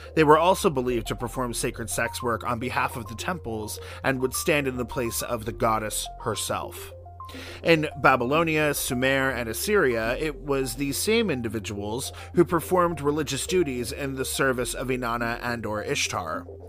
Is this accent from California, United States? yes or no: no; New York City, New York, United States; as a New Yorker